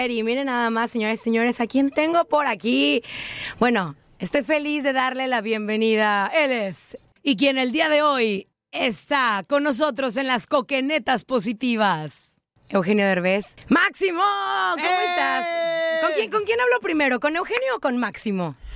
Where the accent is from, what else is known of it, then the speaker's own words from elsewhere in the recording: Mexico; mexicanos sabemos lo del sape